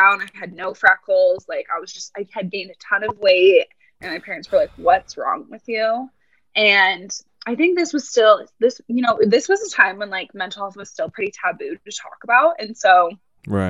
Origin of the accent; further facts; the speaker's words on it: Boulder, Colorado, United States; I was born and raised in Boulder, Colorado